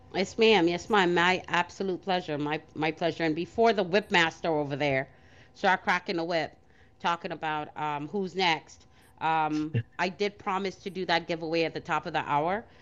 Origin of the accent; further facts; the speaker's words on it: New York City, New York, United States; as a kid growing up in Brooklyn